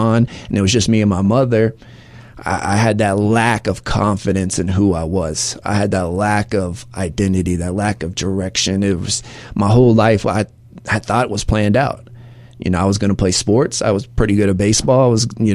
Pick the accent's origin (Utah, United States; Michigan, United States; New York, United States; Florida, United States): Florida, United States; near Orlando; also born or lived in Atlanta, Georgia; I'm from Atlanta, Georgia. I grew up most of my life, though, right outside of Orlando, Florida.